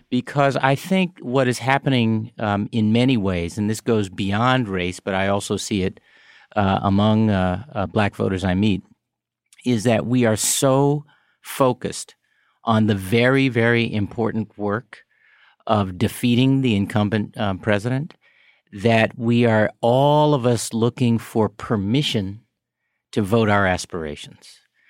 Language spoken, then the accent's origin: English; Chicago, Illinois, United States; the experience of growing up on the South Side of Chicago with other Black people and that I had and neighborhoods like it